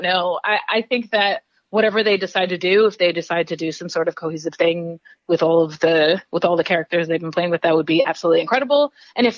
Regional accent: New York City, New York, United States; I'm from New York City

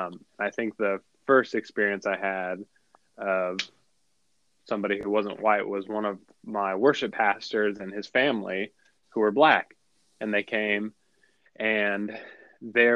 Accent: South Florida, United States; I grew up in South Florida.

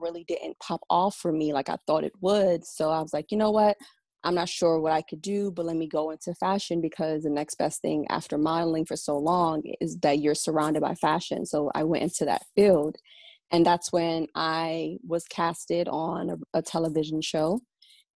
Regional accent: Washington, D.C. area, Maryland, United States; moved away as an adult; now in New York City, United States; So I was raised in Maryland. My mom and my dad are both of Nigerian descent, but we were raised in the Washington, D.C. area

